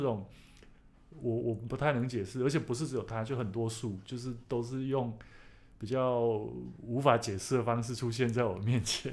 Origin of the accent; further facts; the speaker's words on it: Taichung, Taiwan; 我们在台中 哦，我们从小会吃那个蚵仔嘛，芋梗